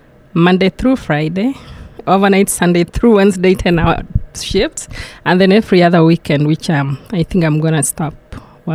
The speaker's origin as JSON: {"language": "English", "country": "Kenya", "moved": "yes", "lives_now": "United States", "said": "I'm from Kenya"}